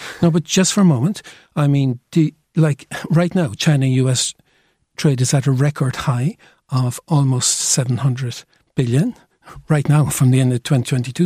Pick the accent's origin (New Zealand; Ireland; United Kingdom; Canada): Ireland; Cork, Munster; I feel very Cork today. I'm from Cork